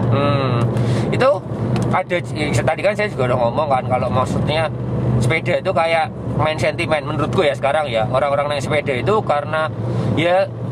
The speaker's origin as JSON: {"language": "Indonesian", "town": "Yogyakarta", "region": "Special Region of Yogyakarta", "country": "Indonesia", "tie": "born or raised there", "said": "Saya besar, lahir, dan tinggal di Yogyakarta"}